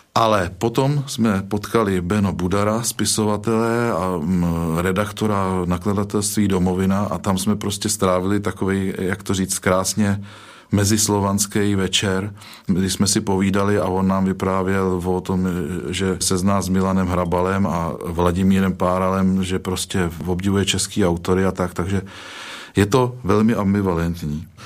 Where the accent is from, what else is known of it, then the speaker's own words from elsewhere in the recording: Czechia; jsem Čech